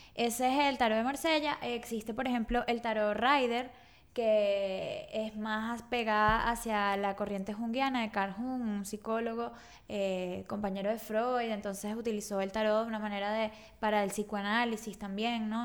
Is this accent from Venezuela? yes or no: yes; Caracas, Capital District, Venezuela; moved away as an adult; also born or lived in Margarita Island; yo soy de Caracas y me mudé a Margarita